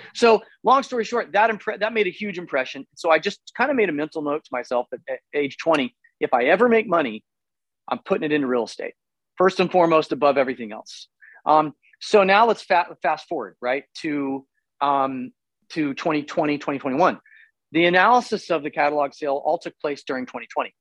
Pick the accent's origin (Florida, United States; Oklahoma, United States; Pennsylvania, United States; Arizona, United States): Oklahoma, United States; Tulsa; moved away as an adult; also born or lived in Los Angeles; I'm from Tulsa